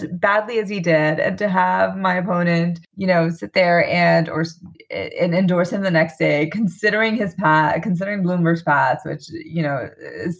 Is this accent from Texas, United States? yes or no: no; New York City, New York, United States; now in Glen Rock, New Jersey, United States; I grew up in New York City, actually, back in the day in Queens